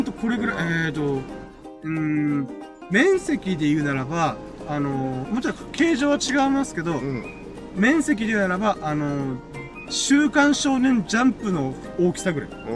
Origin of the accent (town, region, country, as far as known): Okinawa, Japan; born or raised there